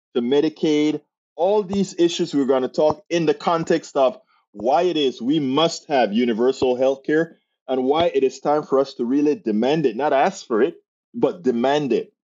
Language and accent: English; Panama; I'm from Central America, Panama